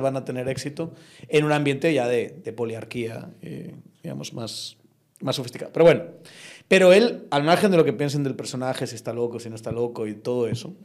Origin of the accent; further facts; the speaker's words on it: Spain; moved away as an adult; now in Guatemala; un español como lo soy yo